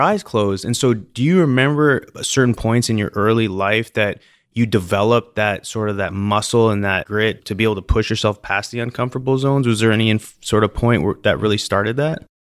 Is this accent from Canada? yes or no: yes; British Columbia, Canada; I remember growing up in British Columbia in Canada, and, you know, growing up on the lakes, there's, the Okanagan Lake